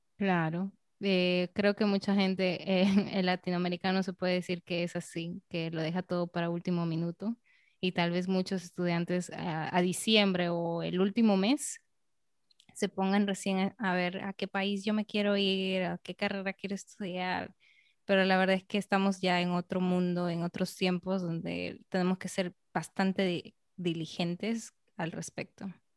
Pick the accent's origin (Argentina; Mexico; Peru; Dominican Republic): Peru; en mi propia ciudad, en Perú